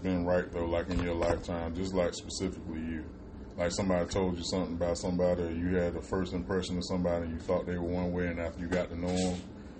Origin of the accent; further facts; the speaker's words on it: Florida, United States; when I was growing up in Florida